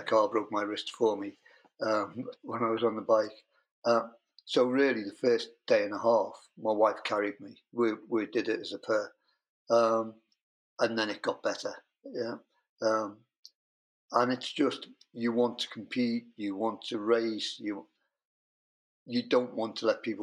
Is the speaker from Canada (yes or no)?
no; United Kingdom; I'm British.